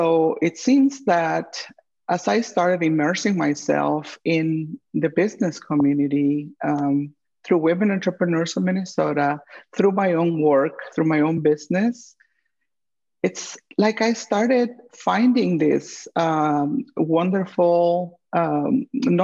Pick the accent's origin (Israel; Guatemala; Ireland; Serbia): Guatemala; also born or lived in St. Louis / Kansas City; now in Twin Cities, United States; my home country, Guatemala